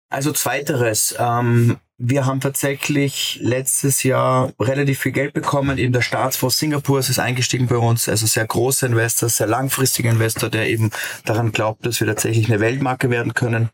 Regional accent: Austria; als Österreicher

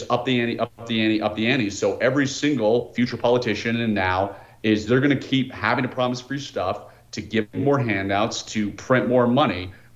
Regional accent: Washington, District of Columbia, United States; moved away as an adult; now in Utah, United States; I'm born and raised in the Washington, D.C. area

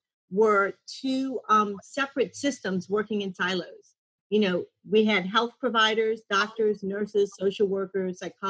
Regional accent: New Orleans, Louisiana, United States; also born or lived in Mandeville, Louisiana; I was born and raised in New Orleans and lived there my whole life

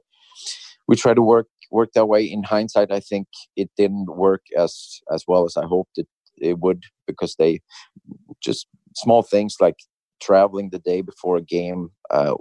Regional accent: Sweden; moved away as an adult; coming from a small town in Sweden

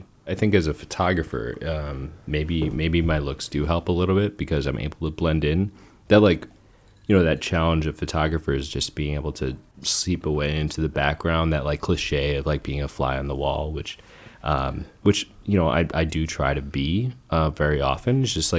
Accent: New Jersey, United States; born there; I was born in Jersey.

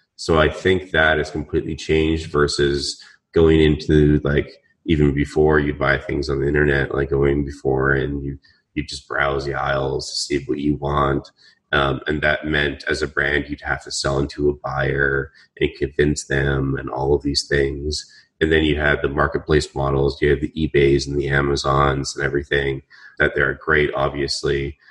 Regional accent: Vancouver, British Columbia, Canada; moved away; I'm Canadian from Vancouver

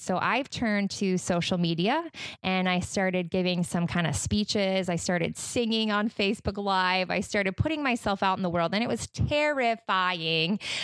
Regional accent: Utah, United States; now in Michigan, United States; I am originally from Utah.

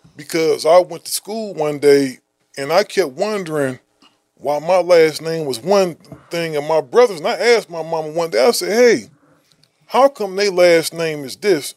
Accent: Midwest, United States; I'm from the Midwest

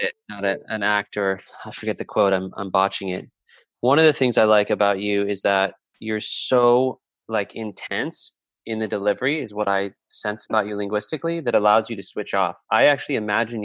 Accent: Southern California, United States; I grew up in Southern California

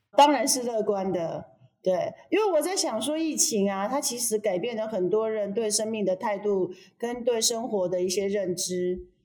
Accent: Chiayi, Taiwan; 我是嘉义人呐

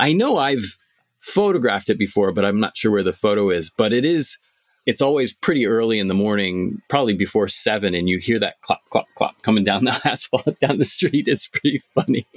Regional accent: Bristol, Vermont, United States; I'm from Vermont. I'm a Vermonster. Bristol, Vermont, we have a horse-drawn carriage picking up our recycling.

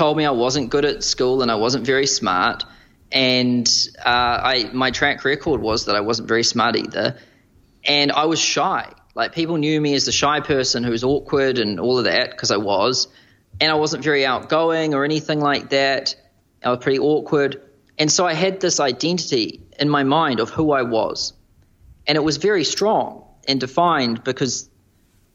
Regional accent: New Zealand; moved away as an adult; now in Manhattan, United States; as a New Zealander

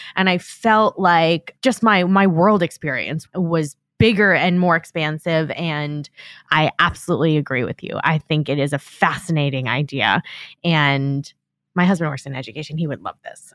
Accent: Long Island, New York, United States; moved away as an adult; I grew up on Long Island

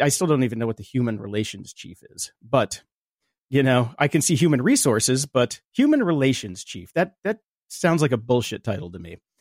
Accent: Chicago, Illinois, United States; now in California, United States; we're from Chicago

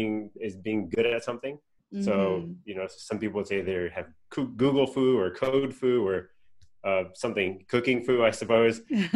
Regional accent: Southern California, United States; I was born and raised in Southern California.

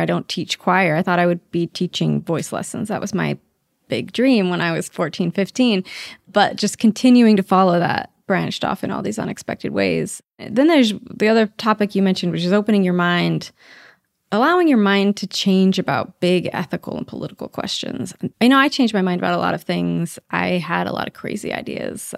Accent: Idaho, United States; moved away; I'm from Idaho

